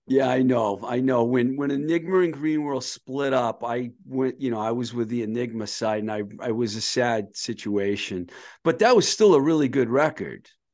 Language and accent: English; Boston, Massachusetts, United States; moved away as an adult; also born or lived in Los Angeles; I'm from Boston